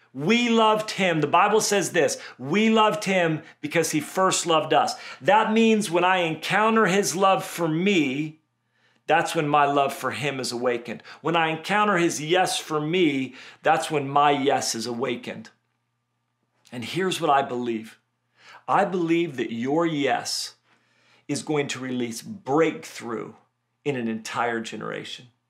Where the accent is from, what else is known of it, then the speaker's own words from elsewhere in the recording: Redding, California, United States; Where I grew up in Redding, California